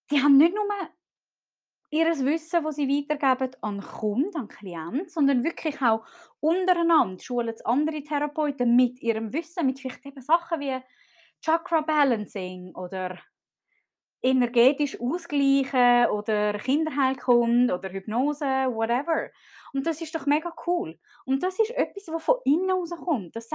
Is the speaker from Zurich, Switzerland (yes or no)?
yes; Zurich, Switzerland; Ich bin zum Beispiel äh, in Zürich aufgewachsen, in einem sehr wohlhabenden Kreis. Wir haben gut Geld gehabt.